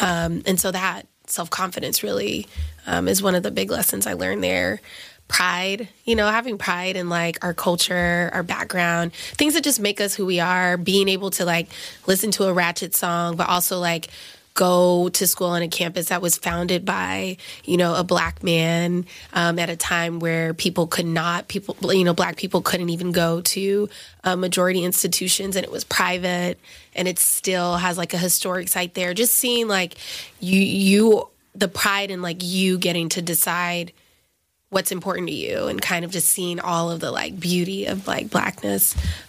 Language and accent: English; the South, United States; now in New York, United States; Like, yes, I'm in New York now. You know, I'm a psychiatrist. I went to Cornell, but like, I'm from the South.